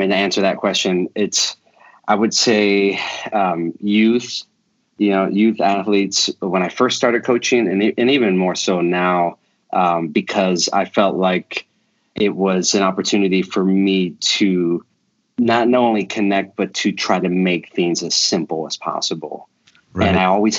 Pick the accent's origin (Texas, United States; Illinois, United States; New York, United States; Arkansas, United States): Illinois, United States; Chicago; moved away as an adult; also born or lived in Canada; now in Tulsa, United States; I'm a Chicago kid. I grew up in Chicago. I live here now in Tulsa, Oklahoma.